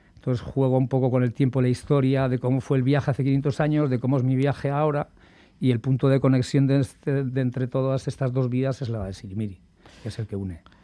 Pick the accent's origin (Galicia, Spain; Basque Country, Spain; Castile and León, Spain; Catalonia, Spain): Basque Country, Spain; como buen vasco